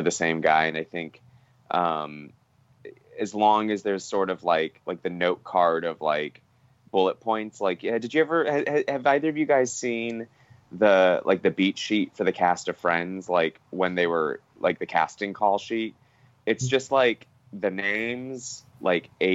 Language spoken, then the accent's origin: English; Los Angeles, California, United States; I grew up in Los Angeles